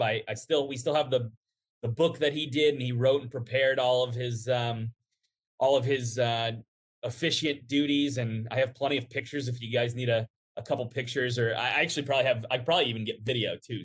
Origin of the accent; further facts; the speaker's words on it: Cincinnati, Ohio, United States; also born or lived in Buffalo, New York; I grew up in Cincinnati